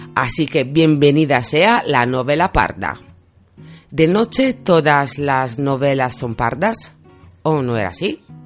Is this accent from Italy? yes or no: yes; Italy; Spanish is a second language; moved away; yo soy italiana